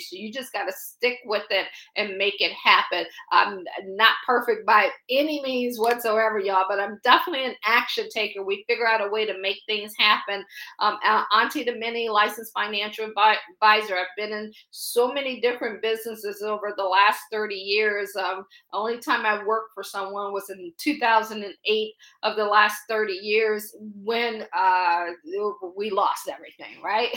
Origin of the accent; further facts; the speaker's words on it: Akron, Ohio, United States; moved away as an adult; also born or lived in Baltimore / Boston / Pittsburgh; now in Washington, D.C., United States; I'm from Akron, Ohio